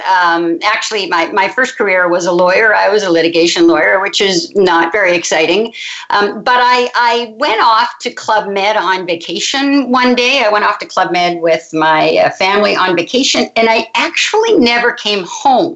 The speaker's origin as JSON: {"language": "English", "town": "Halifax", "region": "Nova Scotia", "country": "Canada", "tie": "born or raised there", "moved": "yes", "lives_now": "Montreal, Canada", "said": "I'm actually from Halifax, Nova Scotia, which is way over in the Eastern Shore. I grew up on the ocean"}